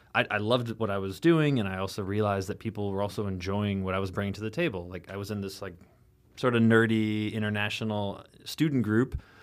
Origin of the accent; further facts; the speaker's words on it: rural Illinois, United States; now in New York City, United States; growing up in the Midwest, in, like, literally, like, rural Illinois, you know, like, corn and soybean fields all around me